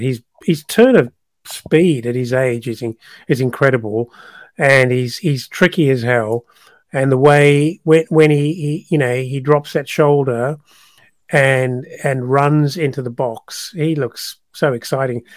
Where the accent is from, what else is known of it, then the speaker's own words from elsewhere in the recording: South Africa; moved away; it's my country of birth, uh, but I'm no longer a South African